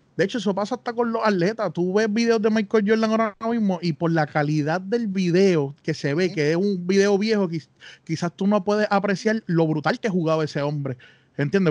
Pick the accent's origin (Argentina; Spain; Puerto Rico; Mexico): Puerto Rico; Bayamón; somos de Bayamón